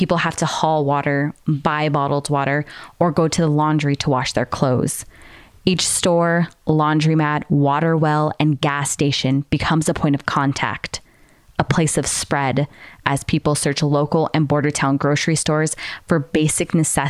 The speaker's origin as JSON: {"language": "English", "region": "New Mexico", "country": "United States", "tie": "born or raised there", "said": "I was born and raised on the Navajo Nation. Our community is widespread and vast and open. From the top of the mesas that surround my mother's community of Manuelito, New Mexico, you can see for miles across the high desert my people have always resided on."}